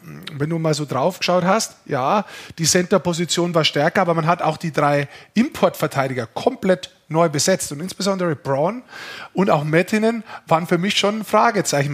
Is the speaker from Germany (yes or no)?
yes; Lower Bavaria, Germany; Ich bin Niederbayer